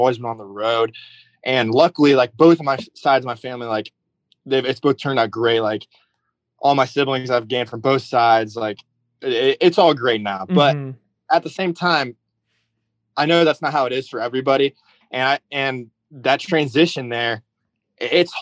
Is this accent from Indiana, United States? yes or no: yes; Rensselaer, Indiana, United States; moved away; also born or lived in Zionsville; I was born in Indianapolis, but I did grow up most of my childhood in Rensselaer